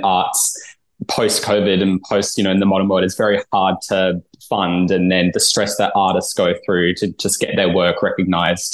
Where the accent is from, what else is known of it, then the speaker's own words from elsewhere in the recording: Adelaide, South Australia, Australia; moved away; I'm from Adelaide originally